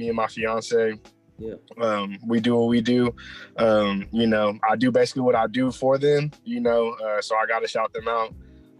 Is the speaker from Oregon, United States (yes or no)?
no; Lewisville, Texas, United States; I'm originally from Texas. I've never left here. You feel me? I've always been here. Yeah. Bro, I grew up in Louisville and I've never lived anywhere 30 minutes away from there